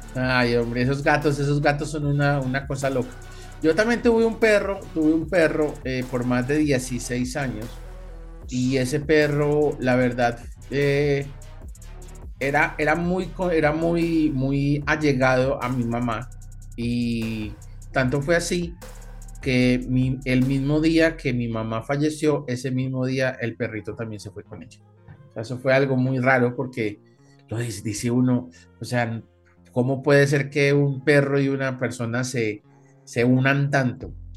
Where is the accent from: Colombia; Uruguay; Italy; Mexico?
Colombia; aquí en Colombia